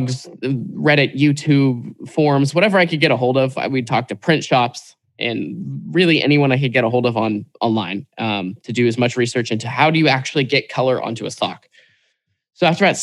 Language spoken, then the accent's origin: English; Portland, Oregon, United States; growing up in Portland, Oregon, I'm like 5-10 minutes from Nike headquarters here.